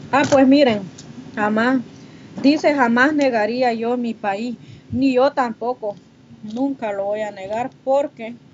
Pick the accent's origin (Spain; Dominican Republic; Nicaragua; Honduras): Honduras; now in Mexico; Yo no me olvido de las raíces, niña, de donde yo vengo, porque orgullosamente catracha. Sí, yo nunca, a mí todo el mundo les pregunta, ¿de dónde es usted? Yo soy de Honduras. Y hasta con orgullo lo digo, soy catracha.